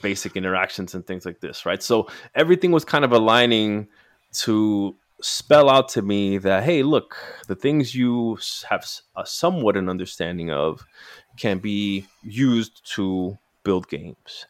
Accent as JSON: {"language": "English", "town": "New York City", "region": "New York", "country": "United States", "tie": "born or raised there", "said": "I grew up in New York City."}